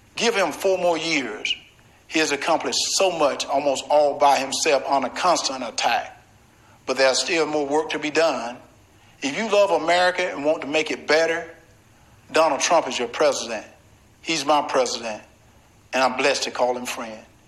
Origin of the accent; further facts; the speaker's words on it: Deep South, United States; Growing up in the Deep South